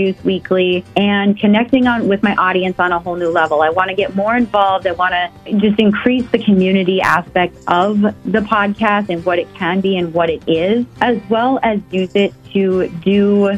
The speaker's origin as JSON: {"language": "English", "town": "Fargo", "region": "North Dakota", "country": "United States", "tie": "born or raised there", "moved": "yes", "said": "I am happy to come to my hometown. I miss Fargo."}